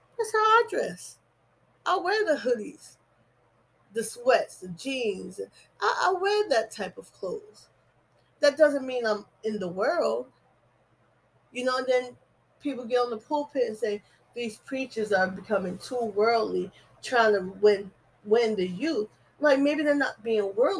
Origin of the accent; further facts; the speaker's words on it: New Jersey, United States; I'm from Jersey. You know, so Desire talks like people in Jersey. I talk like preachers in Jersey. Talk like Christians in Jersey. Because that's where I grew up